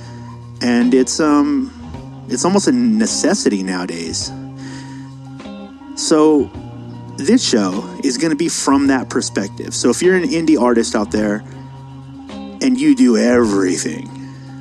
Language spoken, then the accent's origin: English; San Diego, California, United States; I'm from San Diego.